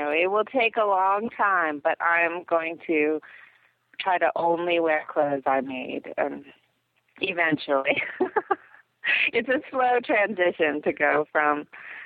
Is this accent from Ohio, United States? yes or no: yes; Ohio, United States; moved away; I grew up in Ohio